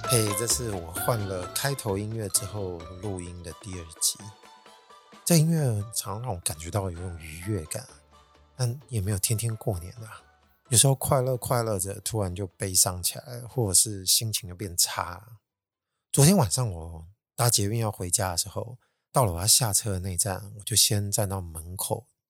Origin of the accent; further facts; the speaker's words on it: Taiwan; 要我们台湾人认错实在太难了